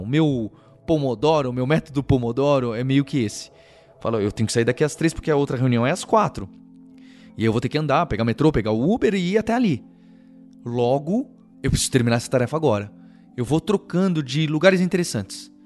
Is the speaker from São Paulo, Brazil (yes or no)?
yes; São Paulo, Brazil; A primeira cidade, a melhor cidade do mundo é a São Paulo, é onde eu nasci, onde eu cresci e onde eu vivo